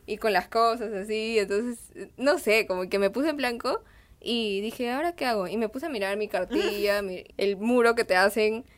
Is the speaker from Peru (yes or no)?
yes; Huánuco, Peru; now in Lima, Peru; yo también he vivido en Huánuco, em, en otra ciudad del, Perú